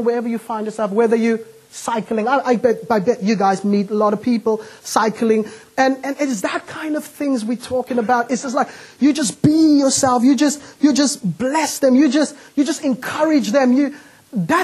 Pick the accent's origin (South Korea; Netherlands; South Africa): South Africa; Cape Town, Western Cape; now in United Kingdom; I'm not from the UK, I'm from Cape Town.